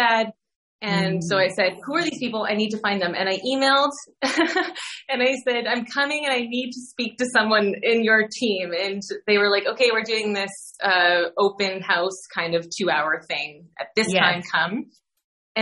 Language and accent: English; Canada; moved away as an adult; now in Netherlands; I'm Canadian and I moved over here 9 years ago this month.